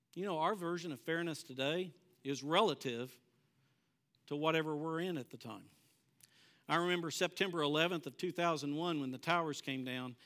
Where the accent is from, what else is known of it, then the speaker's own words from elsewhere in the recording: Bartlesville, Oklahoma, United States; I grew up in Bartlesville